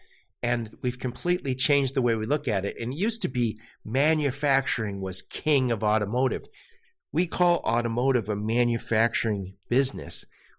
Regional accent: Dearborn, Michigan, United States; By the way, I grew up in Dearborn, Michigan. And so I also, my dad worked at Ford. So many of my family members worked at Ford. And I was in Dearborn yesterday. Love that place still. I live not too far.

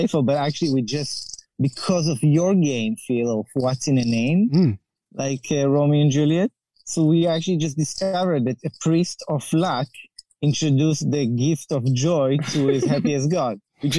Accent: Israel; I'm born and raised in Israel

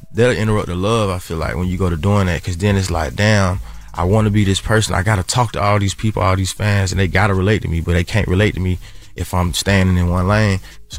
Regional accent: Atlanta, Georgia, United States; because I'm from the South, …, like …. You know, we from Atlanta

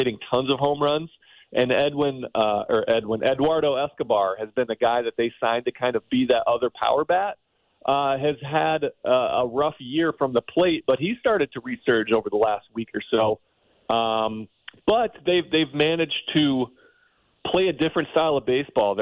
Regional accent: Ohio, United States; I'm from Ohio.

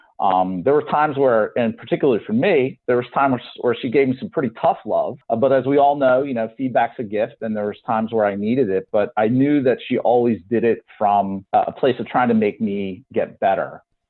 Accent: Philadelphia, Pennsylvania, United States; I'm from Philly, right? Philly guy, city of brotherly love

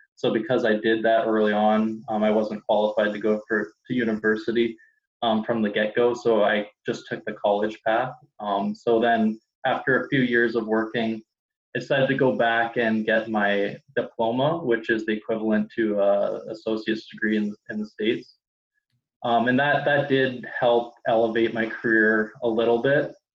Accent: Toronto, Ontario, Canada; I'm from Toronto, Canada

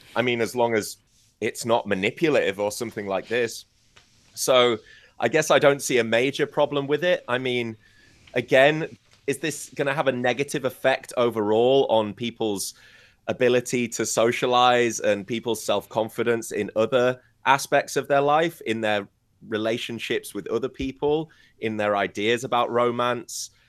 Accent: United Kingdom; first language English; I'm British

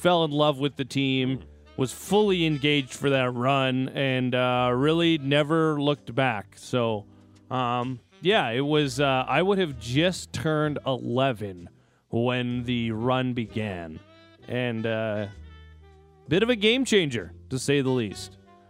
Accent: Drayton Valley, Alberta, Canada; Well, obviously, I was born in Drayton Valley. I grew up in the city.

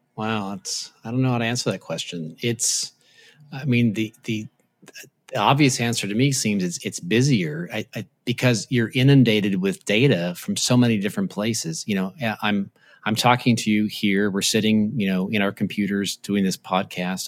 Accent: Tacoma, Washington, United States; when I grew up, I grew up in Assembly of God Church in, in, uh, Tacoma, Washington

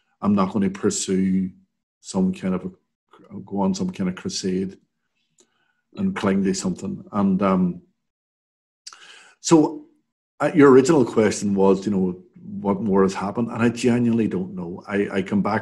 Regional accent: Derry, Northern Ireland, United Kingdom; I grew up in the Craigan and played around the Craigan

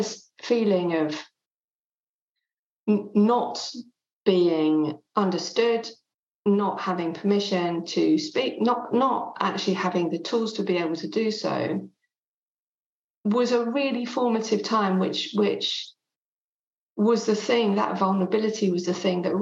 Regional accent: England, United Kingdom; first language French; English is a second language; my mum was Swiss French, she still is, and I grew up in England, but from the age of 0 to 5, I only spoke French.

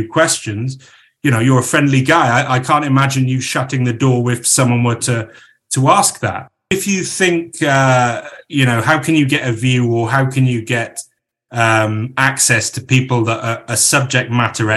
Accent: Crickhowell, Wales, United Kingdom

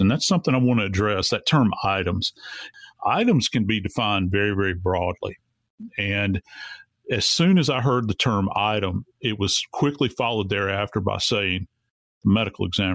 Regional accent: Louisiana, United States; I was born and raised in Louisiana. I've been around swamps my entire life

